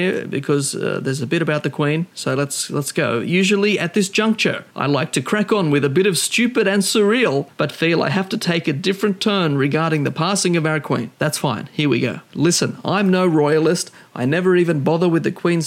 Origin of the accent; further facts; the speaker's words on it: Australia; as Australian